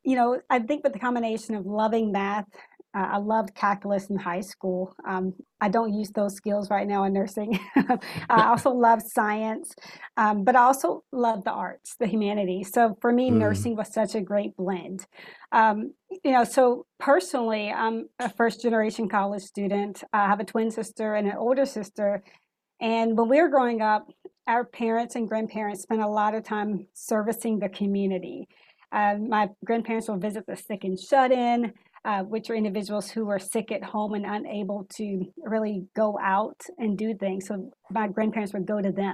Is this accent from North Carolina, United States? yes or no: yes; North Carolina, United States; growing up in North Carolina